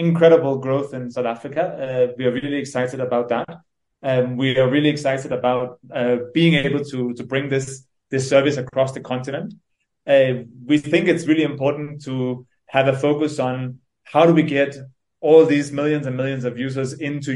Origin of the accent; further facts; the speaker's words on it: Denmark; moved away as an adult; now in Nairobi, Kenya; I'm originally from Denmark. I grew up there, and then I moved here when I was 21, 22